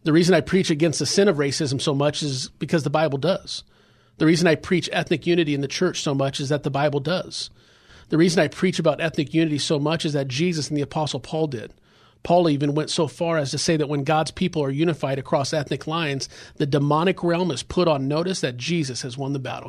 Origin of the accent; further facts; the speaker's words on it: Los Angeles, California, United States; I grew up in South Central area